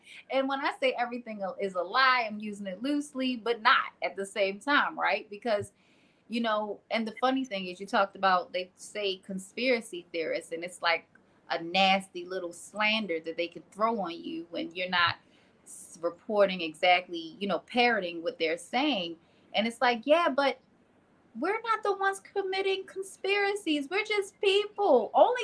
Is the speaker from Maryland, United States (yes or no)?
yes; Maryland, United States; I'm originally from Maryland